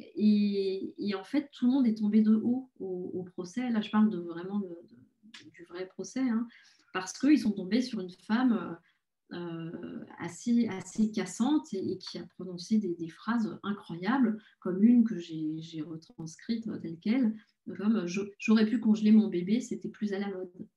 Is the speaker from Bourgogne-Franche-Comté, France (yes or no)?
no; Paris, Île-de-France, France; je suis parisienne, j'adore Paris et je n'ai pas vraiment envie de vivre ailleurs